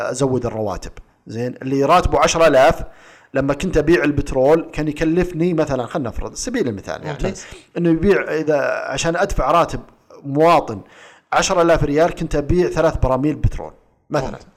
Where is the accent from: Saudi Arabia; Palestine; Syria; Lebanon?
Saudi Arabia; اجيب لك مثال عندنا في السعوديه الريال السعودي مثبت قدام الدولار